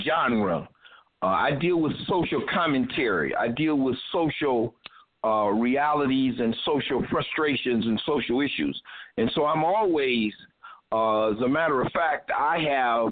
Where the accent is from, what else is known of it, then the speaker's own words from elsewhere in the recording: Toledo, Ohio, United States; now in Cincinnati, United States; I'm originally from Toledo, Ohio. I'm currently residing in Cincinnati